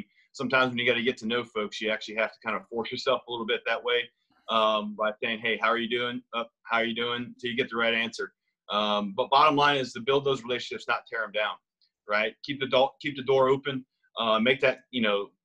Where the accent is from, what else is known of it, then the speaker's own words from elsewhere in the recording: the South, United States; I'm from the South too